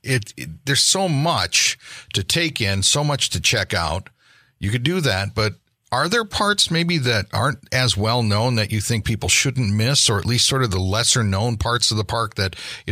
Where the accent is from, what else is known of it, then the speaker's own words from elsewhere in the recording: Chassell, Michigan, United States; I grew up in Chassel